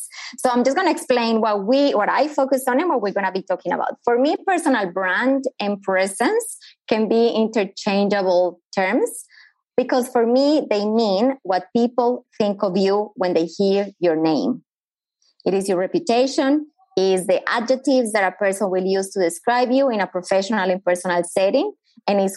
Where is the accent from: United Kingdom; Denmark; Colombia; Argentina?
Colombia; English is a second language; moved away as an adult; now in Australia; I am originally from Colombia. As the accent already gave me away, I've been living in Australia for the last 17 years